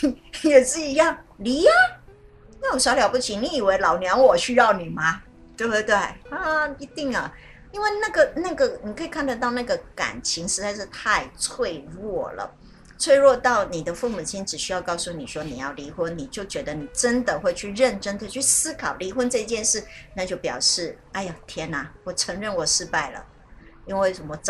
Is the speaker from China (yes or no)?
yes; China; 我觉得这是我们中国人常常就我们还常常会遇到。